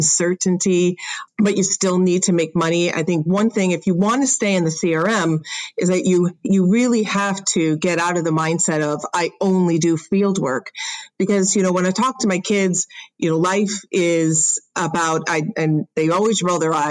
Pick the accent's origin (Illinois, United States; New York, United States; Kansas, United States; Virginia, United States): Illinois, United States; Chicago; now in Southern California, United States; I'm from Chicago